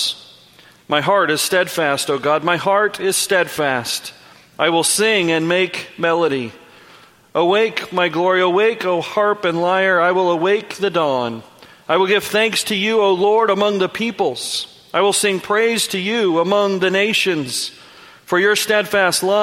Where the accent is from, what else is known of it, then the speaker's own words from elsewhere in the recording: United States; Growing up in the Sierra Nevada mountains